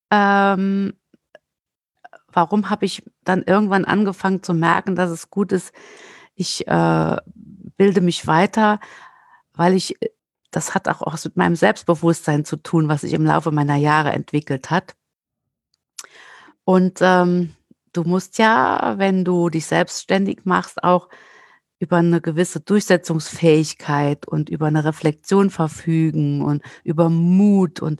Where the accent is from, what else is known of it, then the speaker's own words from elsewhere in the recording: Saarland, Germany; ich bin ja Saarländerin und wer Saarländer kennt, weiß, dass die gerne campen, zelten und nach Südfrankreich fahren.